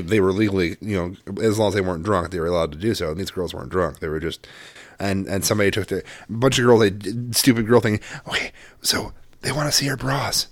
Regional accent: Midwest, United States; moved away; also born or lived in West Coast; I grew up partially in the Midwest

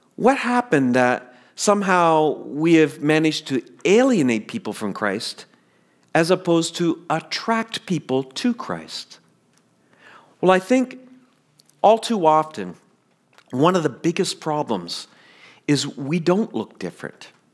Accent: the Maritimes, Canada; moved away as an adult; also born or lived in Toronto; I'm really different from the kid who left the Maritimes.

